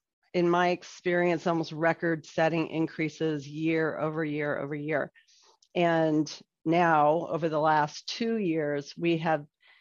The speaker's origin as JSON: {"language": "English", "area": "Douglas County", "region": "Colorado", "country": "United States", "tie": "born or raised there", "said": "I grew up here in Douglas County"}